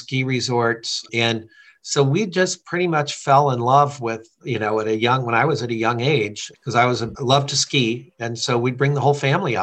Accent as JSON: {"language": "English", "town": "Amherst", "region": "Massachusetts", "country": "United States", "also_born_or_lived": "New Hampshire / Indiana", "moved": "yes", "lives_now": "Michigan, United States", "said": "I'm originally from Amherst, Massachusetts, and then our family had a fairly primitive camp up on a lake in New Hampshire. And so I spent summers there right up until I was 19. We did move to Indiana and went to school there"}